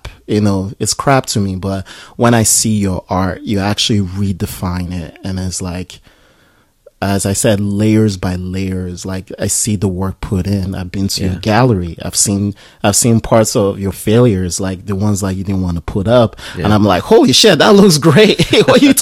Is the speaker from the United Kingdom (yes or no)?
no; Nigeria; I'm Nigerian.